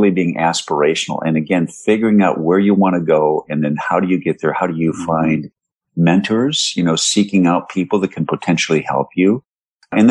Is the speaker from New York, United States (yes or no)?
no; Minneapolis–Saint Paul, Minnesota, United States; moved away; growing up in the Twin Cities